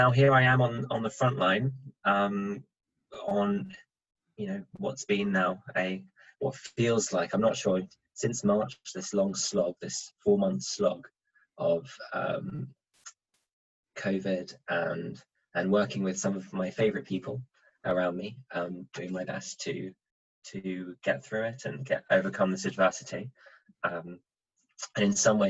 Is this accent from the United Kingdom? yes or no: no; Switzerland; moved away; I grew up in Switzerland